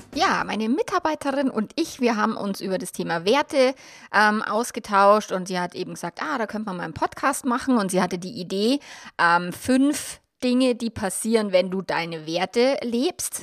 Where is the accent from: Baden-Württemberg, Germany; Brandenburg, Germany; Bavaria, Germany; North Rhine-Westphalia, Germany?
Bavaria, Germany; mein Mann und ich, wir sind jetzt beide in Bayern aufgewachsen